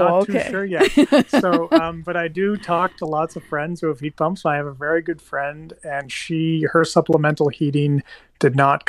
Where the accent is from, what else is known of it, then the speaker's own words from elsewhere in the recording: Nova Scotia, Canada; I'm from Nova Scotia